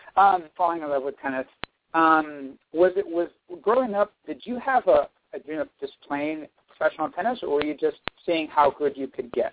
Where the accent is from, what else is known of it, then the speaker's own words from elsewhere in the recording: El Paso, Texas, United States; I'm a Texan myself. I'm way over on the west side in El Paso